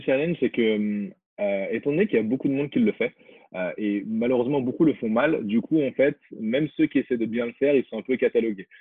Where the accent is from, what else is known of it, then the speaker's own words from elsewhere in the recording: Guinea; moved away; je suis originaire de Guinée